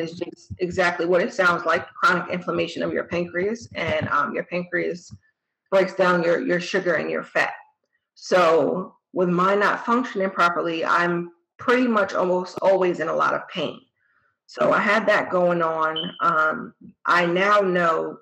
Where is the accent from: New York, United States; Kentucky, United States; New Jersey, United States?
New Jersey, United States; moved away as an adult; I'm from New Jersey originally